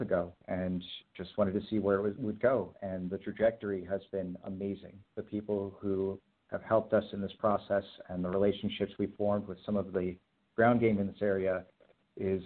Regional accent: Cary, North Carolina, United States; I grew up in Cary, North Carolina, and I went to school at UNC Chapel Hill

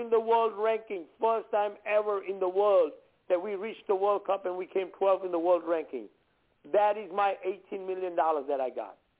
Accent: India; now in United States; being an Indian

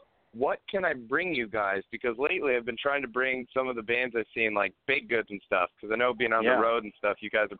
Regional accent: Cleveland, Ohio, United States; moved away as an adult; now in Washington, D.C., United States; I'm calling from D.C., but I'm originally from Cleveland, Ohio.

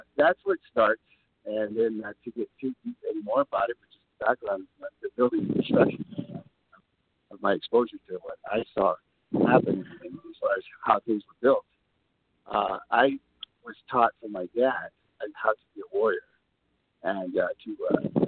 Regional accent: San Antonio, Texas, United States; also born or lived in California; I was born in San Antonio, the Alamo. I always say, remember the Alamo, deep in the heart of Texas. And this is where I came from, fourth generation Texan.

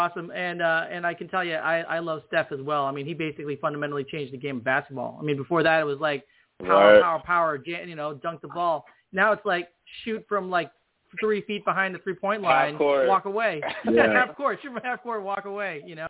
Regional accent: Chicago, Illinois, United States; I'm from Chicago

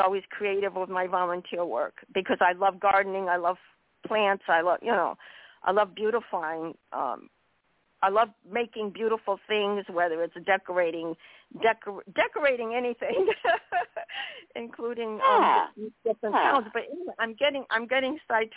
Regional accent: Hadley, Massachusetts, United States; moved away; I grew up in Hadley, Massachusetts.

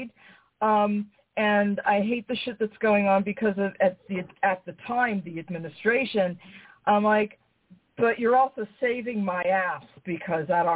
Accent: New York, United States; I'm from New York.

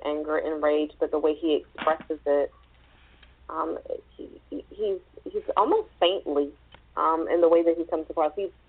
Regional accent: the South, United States; being a Southerner myself

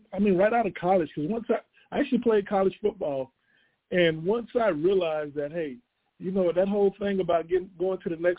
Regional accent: Ocala, Florida, United States; moved away as an adult; also born or lived in Morgantown, West Virginia; I grew up in Ocala.

